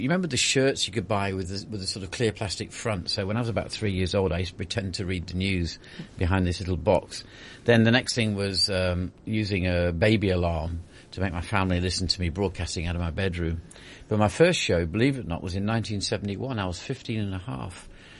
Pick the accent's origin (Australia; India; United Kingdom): United Kingdom; East Midlands; also born or lived in Cyprus / Falklands / Singapore; Derbyshire, which is where I am originally, I was constantly monitoring myself to try and improve my accent-like.